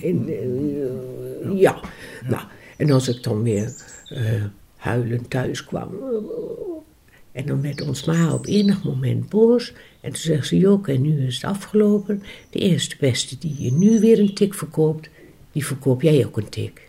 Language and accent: Dutch; Ruurlo, Gelderland, Netherlands; Ik ben in 1961 geboren in Ruurlo, in het buitengebied.